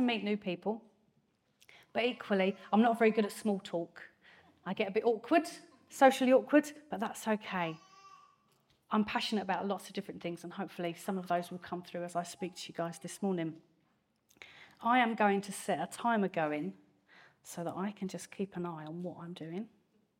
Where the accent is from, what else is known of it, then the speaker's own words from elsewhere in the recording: Grays, East of England, United Kingdom; accent: strong Essex accent; Born and raised in Grays, Thurrock, Essex. I haven't moved very far.